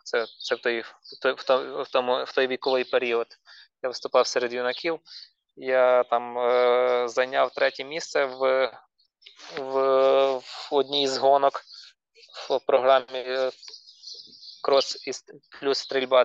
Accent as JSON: {"language": "Ukrainian", "town": "Ternopil", "region": "Ternopil Oblast", "country": "Ukraine", "said": "ми з Тернополя"}